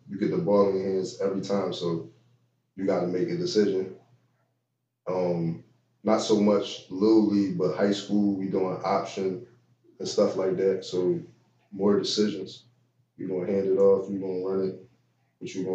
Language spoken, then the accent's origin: English; Philadelphia, Pennsylvania, United States; I'm from Uptown. I'm from Uptown, but I'm from West Philly too.